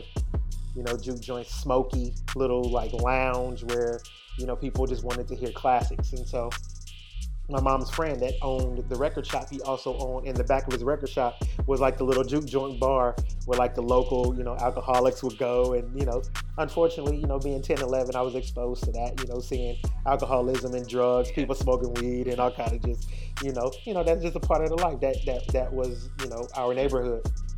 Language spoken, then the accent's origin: English; East Coast, United States; also born or lived in New York / Indianapolis / Atlanta / Florida; Yeah, so, you know, I'm originally from the States, man. I grew up on the East Coast. You know, I've spent some time in New York growing up, spent some time in Indianapolis, spent some time in Atlanta, down in Florida, in the U.S.